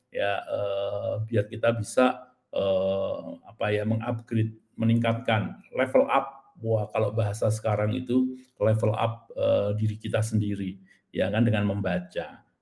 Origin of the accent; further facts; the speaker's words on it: Magelang, Central Java, Indonesia; Nah, saya juga berasal dari Magelang, ya.